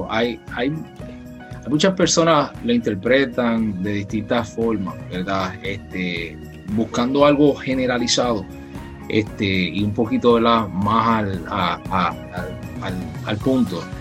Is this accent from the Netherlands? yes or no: no; Chicago, Illinois, United States; born there; Nací en Chicago, pero espiritualmente nací en Puerto Rico.